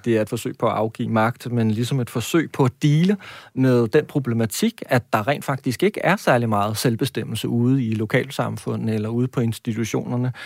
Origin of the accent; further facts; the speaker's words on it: Næstved, Zealand, Denmark; Jeg kommer fra Næstved